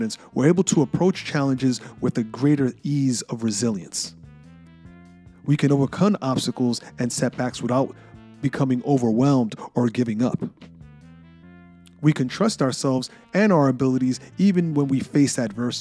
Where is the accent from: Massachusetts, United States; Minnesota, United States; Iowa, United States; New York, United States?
New York, United States; New York City; a shy kid growing up in New York City